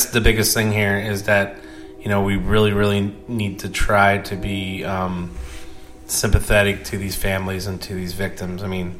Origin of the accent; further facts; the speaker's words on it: Houston, Texas, United States; growing up in the Houston area. So I grew up in and around... the northwest side, 290 Highway 6 area, and the neighborhood of Copperfield.